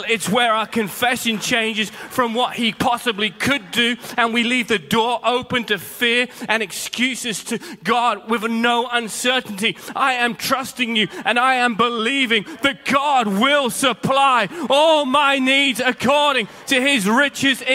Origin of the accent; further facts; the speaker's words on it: United Kingdom; as Brits, and I'm a Brit